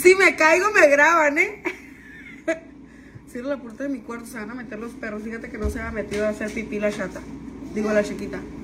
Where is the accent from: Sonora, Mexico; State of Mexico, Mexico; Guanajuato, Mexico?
Sonora, Mexico; San Luis Río Colorado; yo soy de San Luis Río Colorado